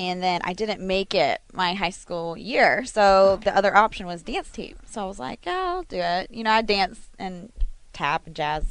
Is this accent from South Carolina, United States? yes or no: yes; Fort Mill, South Carolina, United States; accent: not a true Southern accent; I grew up in Fort Mill, South Carolina